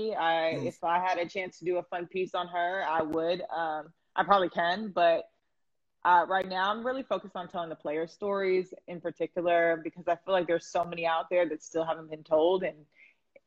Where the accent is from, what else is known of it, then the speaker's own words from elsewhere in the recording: the South, United States; I'm from the South